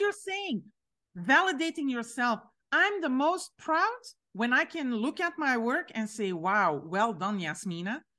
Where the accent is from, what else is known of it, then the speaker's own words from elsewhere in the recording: Belgium; I'm from Belgium, but my father is Moroccan.